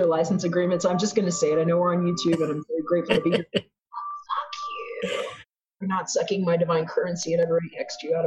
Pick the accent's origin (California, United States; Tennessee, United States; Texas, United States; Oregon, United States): Texas, United States; also born or lived in Brooklyn, New York; I was born in Brooklyn, grew up in Texas